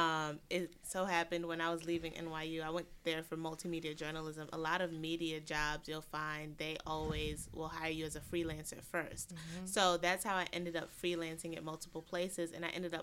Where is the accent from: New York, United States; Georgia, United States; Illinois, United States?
New York, United States; New York City; moved away; I'm originally from Brooklyn. Moved a couple times, came back permanently in 2015